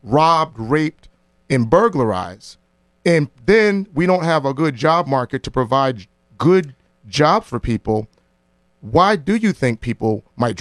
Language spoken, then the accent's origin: English; New Haven, Connecticut, United States; growing up in New Haven